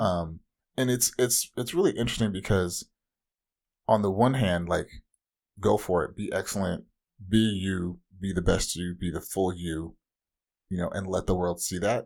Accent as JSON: {"language": "English", "area": "Orange County", "region": "Southern California", "country": "United States", "said": "from the widest part of Southern California"}